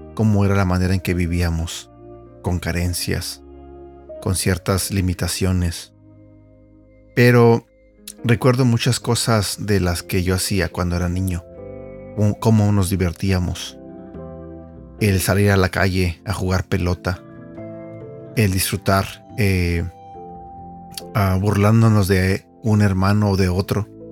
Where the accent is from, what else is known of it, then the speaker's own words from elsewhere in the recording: Mexico; yo crecí eh, en México con mis hermanos y mi mamá